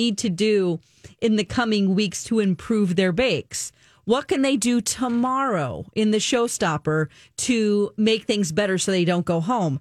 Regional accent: United States

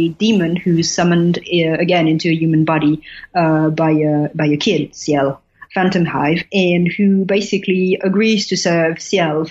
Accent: Paris, Île-de-France, France; I went to a Catholic school in the 17th district

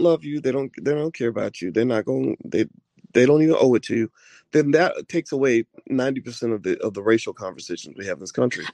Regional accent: Kentucky, United States; when I grew up in Kentucky

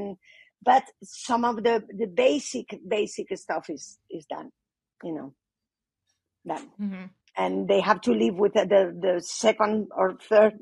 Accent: Spain; I'm from Spain. It was a very, very Catholic country

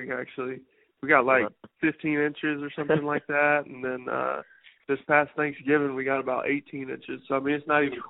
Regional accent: South Carolina, United States; moved away as an adult; also born or lived in Colorado; play for my home state

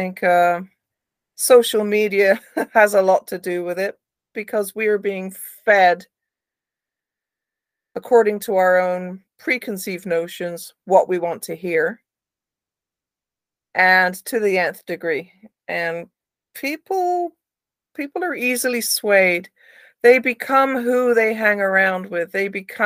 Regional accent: Somerset, South West England, United Kingdom; my area where I grew up in Somerset in the UK

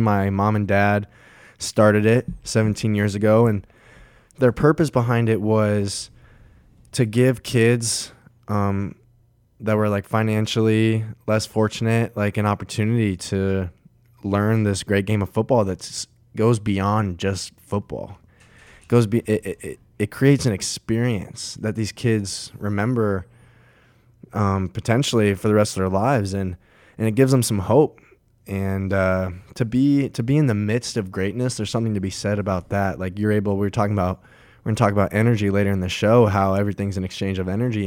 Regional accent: Colorado Springs, Colorado, United States; my hometown, Colorado Springs

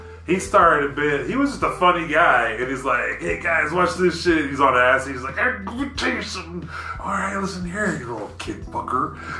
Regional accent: Oklahoma, United States; I don't think of us as Southern. Because I look at us as like the redhead stepchild. We're too northern or too Yankee-ish to be Southern if you talk to Texas or anybody else.

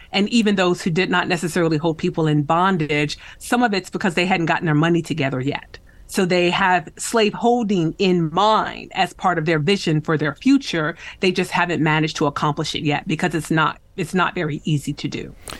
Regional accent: West Michigan, United States; I grew up in West Michigan, uh, along Lake Michigan.

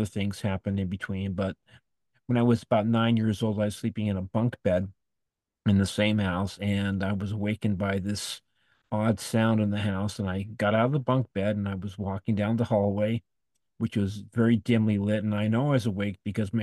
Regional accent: Los Angeles, California, United States; now in Desert Hot Springs, United States; I grew up in Woodland Hills, California, which is near Encino

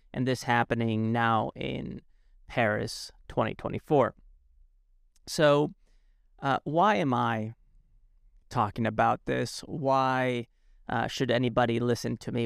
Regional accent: Alicante, Valencian Community, Spain; moved away; in a town called Alicante, where I grew up in Spain

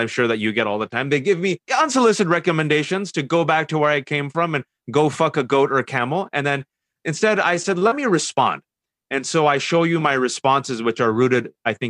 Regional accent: Fremont, California, United States; I was born and raised in the Bay Area, California, Fremontistan to be exact

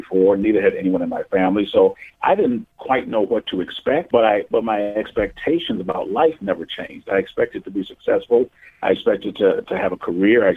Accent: Milwaukee, Wisconsin, United States; I was born and raised in Milwaukee, Wisconsin

